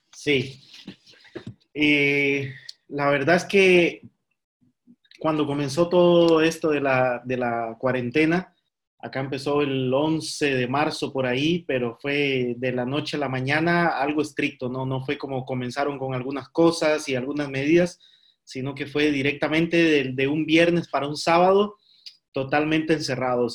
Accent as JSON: {"language": "Spanish", "country": "Costa Rica", "moved": "yes", "lives_now": "Spain", "said": "somos los costarricenses"}